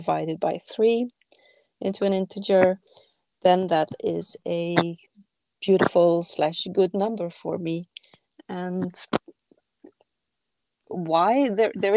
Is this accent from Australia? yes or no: no; Belgium; now in Paris, France; when I go back home to my home country in Belgium, I'm not far from the coast